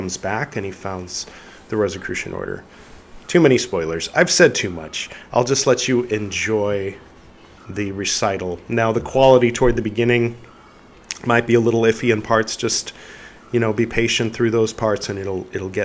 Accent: California, United States; moved away as an adult; now in India; I grew up in California

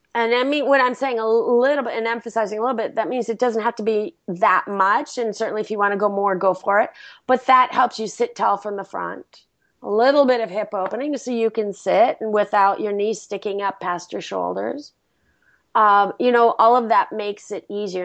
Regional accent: India; now in Los Angeles, United States; My home country

